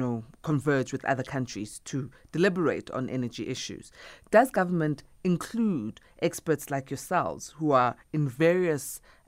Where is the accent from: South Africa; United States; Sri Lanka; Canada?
South Africa; we as South Africans